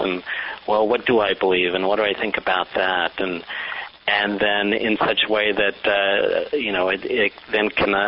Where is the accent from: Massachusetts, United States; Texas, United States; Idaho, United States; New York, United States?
Texas, United States; also born or lived in Mexico; I'm an immigrant from Mexico. My family moved to the U.S. when I was 5 years old. And in fact, we moved to Texas